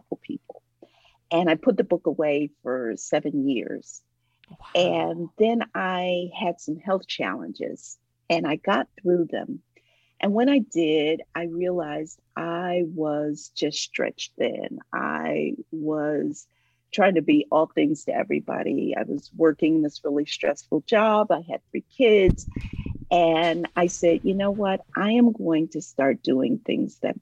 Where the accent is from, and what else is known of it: Ohio, United States; now in Atlanta, United States